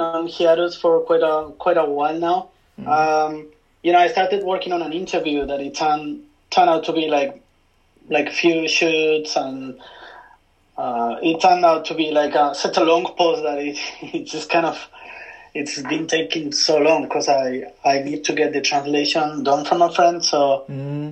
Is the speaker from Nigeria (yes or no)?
no; Spain; moved away as an adult; also born or lived in London; now in Tokyo, Japan; I'm from Spain. I'm uh, from a small hometown, well, not so small, but like mid-sized city in between Madrid and Barcelona. And uh, you know, I spent there like 25 years